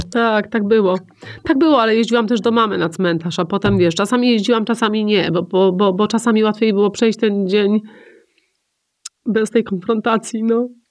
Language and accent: Polish; Poland; ja jestem z Polski